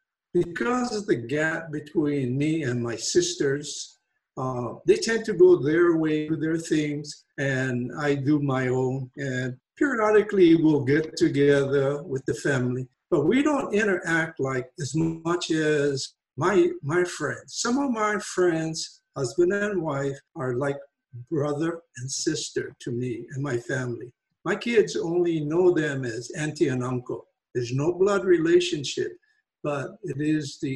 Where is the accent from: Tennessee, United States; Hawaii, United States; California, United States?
Hawaii, United States; Wahiawa; I grew up in a pineapple town called Waihiwa, and that's on the island of Oahu, Hawaii.